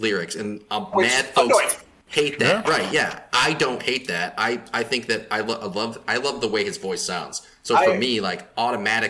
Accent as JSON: {"language": "English", "region": "Michigan", "country": "United States", "said": "We're also from Michigan"}